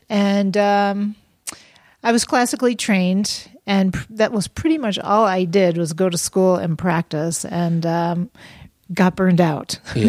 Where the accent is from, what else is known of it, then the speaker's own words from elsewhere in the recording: Syracuse, New York, United States; moved away as an adult; also born or lived in Rochester, New York; now in Phoenix, United States; I was born in Syracuse, New York.